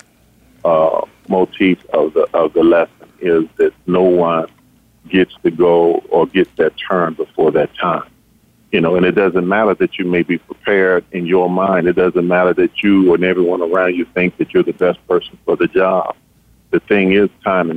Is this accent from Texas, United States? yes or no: no; Chicago, Illinois, United States; When I left Chicago to come to Indiana